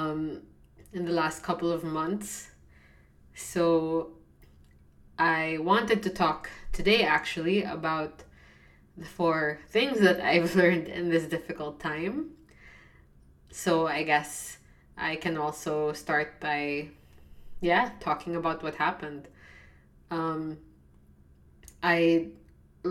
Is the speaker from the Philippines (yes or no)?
yes; Philippines; I'm from the Philippines.